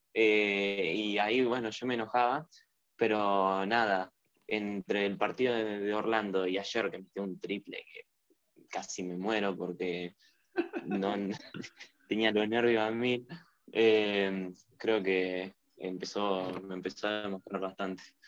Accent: Argentina; de Argentina

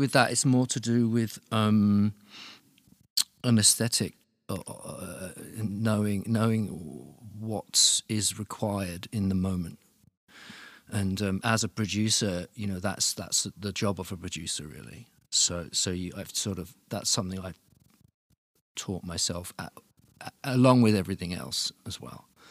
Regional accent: Luton, East of England, United Kingdom; moved away as an adult; now in Berlin, Germany; I'm from Luton, which is, which is, like, just outside London.

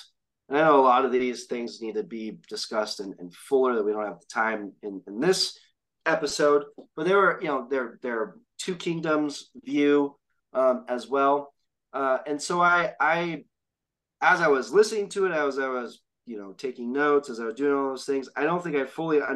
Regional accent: San Diego, California, United States; I grew up in San Diego.

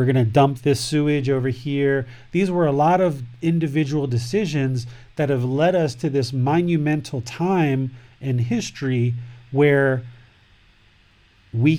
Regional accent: United States; I'm from America

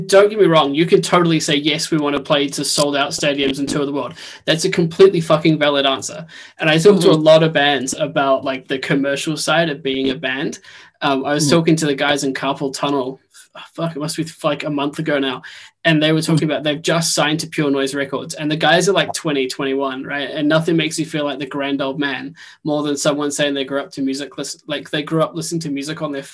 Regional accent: New Zealand; now in United Kingdom; I'm originally from New Zealand, I moved to the UK.

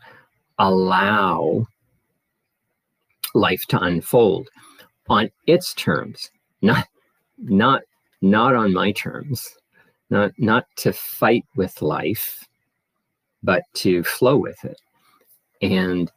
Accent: Nova Scotia, Canada; now in Ottawa, Canada; I was born and raised in Nova Scotia, Canada, a coastal province, and now living in Ottawa, and I have been for more than 25 years now.

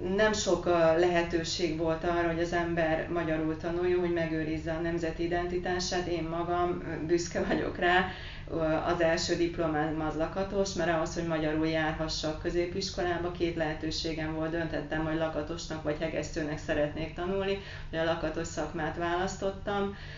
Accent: Carei, Satu Mare County, Romania; moved away as an adult; now in Hungary; Hát én egy nagyon pici városból érkeztem, ami a határon túl van, Pácium része Nagy Károly.

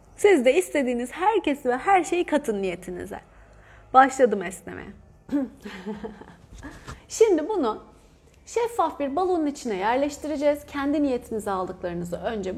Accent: Antalya, Turkey; moved away; Ben Antalyalıyım

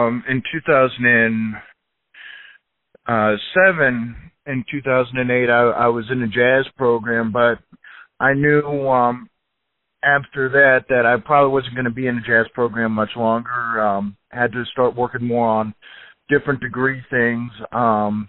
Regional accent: Overland Park, Kansas, United States; also born or lived in Shawnee, Kansas; I was born in Kansas City, lived in Overland Park for most of my life, and then lived in Shawnee a little bit after that, so pretty much Shawnee Mission area

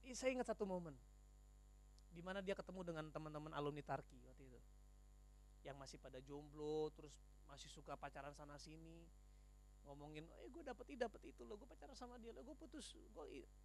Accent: North Sumatra, Indonesia; Karena mindset saya orang Batak, suami tugasnya cari duit.

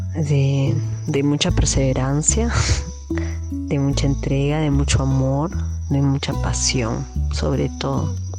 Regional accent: Lima, Peru; now in Manglar Alto, Ecuador; vivo en Ecuador, en Manglar Alto, en una playa, en un pueblo de la costa ecuatoriana, pero nací en Perú, soy peruana, nací en Lima

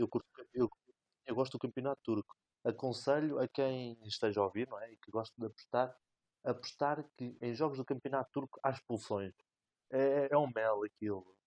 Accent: Resende, Norte, Portugal; o Rezende, o clube da minha terra natal

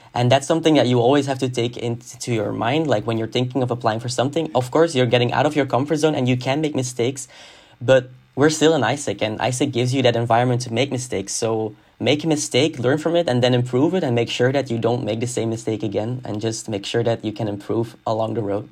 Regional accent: Hasselt, Flanders, Belgium; moved away as an adult; now in Antwerp, Belgium; I come from Hasselt, which is a city in Limburg

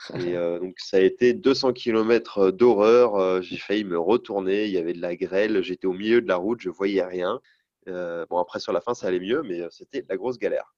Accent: North Finistère, Brittany, France; je viens du Nord Finistère

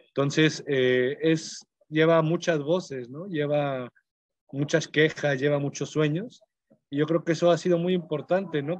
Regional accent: Mexico; nos toca a todas las personas como mexicanos

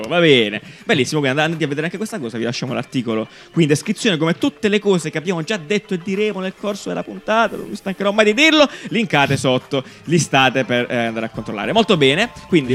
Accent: Italy; Genera Festival c'è stato a Cesterino, nel mio paese natale

